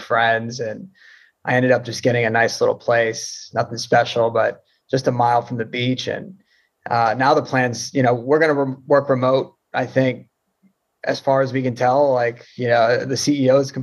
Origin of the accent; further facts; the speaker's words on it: Florida, United States; growing up in Florida, you play baseball.